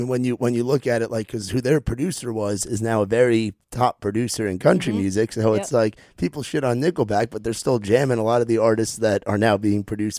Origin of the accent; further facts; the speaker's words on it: New York, United States; now in Nashville, United States; for me being a New Yorker